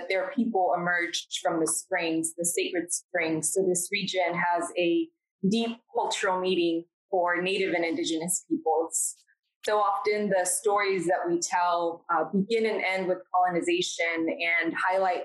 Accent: Austin, Texas, United States; I grew up in East Austin

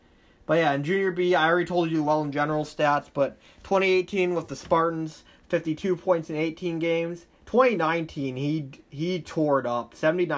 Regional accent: Thailand; English is a second language; I'm from Thailand. I know this stuff.

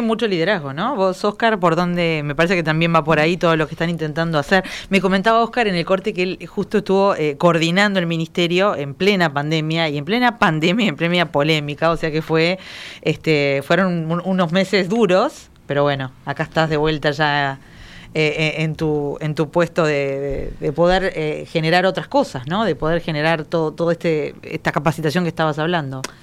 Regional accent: Maldonado, Uruguay; yo soy de Maldonado

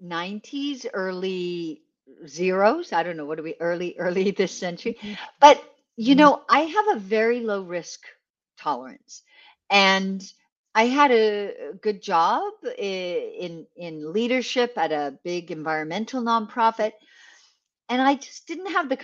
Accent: west coast of Canada, Canada; I grew up in Canada, on the west coast of Canada.

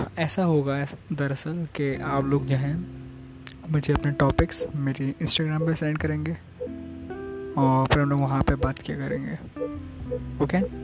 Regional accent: Karachi, Sindh, Pakistan; میں ہوں کراچی کا کراچی میں رہتا ہوں کراچی میں پیدا ہوں

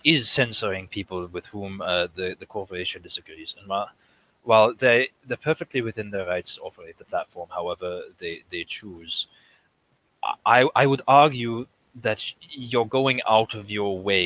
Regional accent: Brandenburg, Germany; moved away as an adult; now in United States; I was born in Brandenburg in Germany

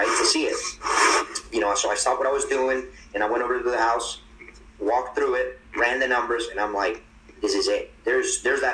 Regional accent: Medellín, Antioquia, Colombia; moved away; I'm from Medellin, Colombia

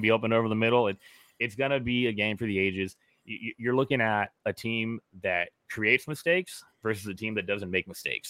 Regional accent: Southern California, United States; I grew up in Southern California.

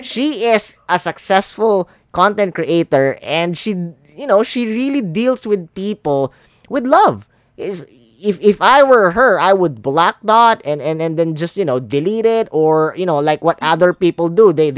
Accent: Philippines; English is a second language; I'm a Filipino. English not my first language.

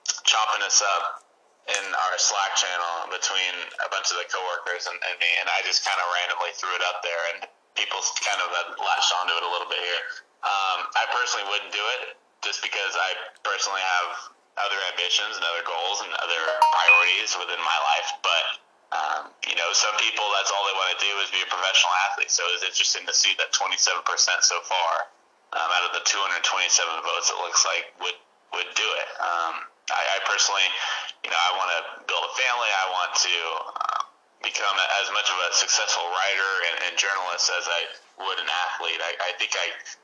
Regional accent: Northern California, United States; I grew up in Northern California

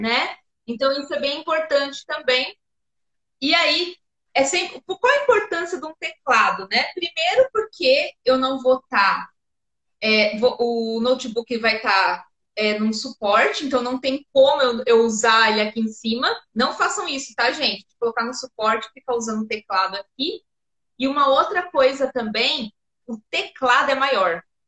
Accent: São Paulo, Brazil; eu sou de São Paulo

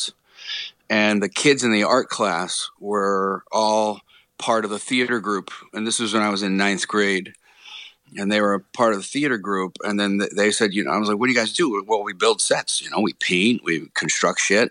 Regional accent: Rockville, Maryland, United States; moved away; also born or lived in Baltimore / Fort Meade / Cockeysville / Gaithersburg; after I was born in Baltimore, we actually bounced around all over Maryland and then ended up in Rockville

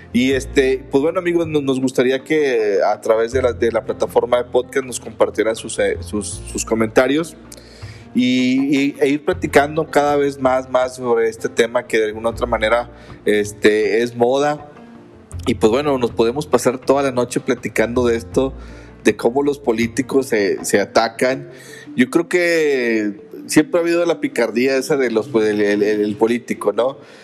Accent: Mexico; nos identifica como mexicanos

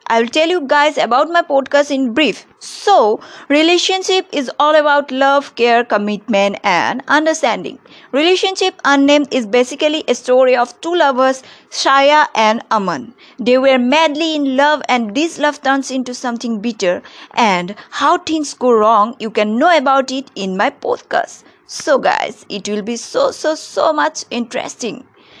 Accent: India; I am … from India

